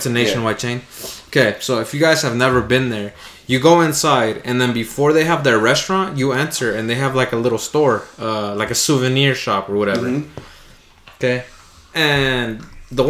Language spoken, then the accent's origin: English; United States; I might be brown, but I'm American.